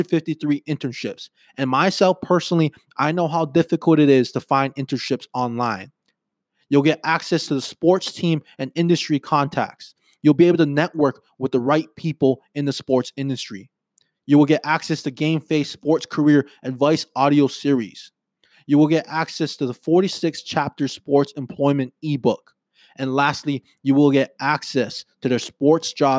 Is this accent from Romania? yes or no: no; Hawaii, United States; I was born and raised on Hawaii on an island